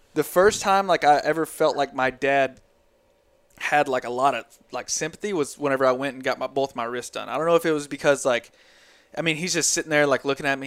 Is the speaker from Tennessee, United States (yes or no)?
yes; Tennessee, United States; we're from Tennessee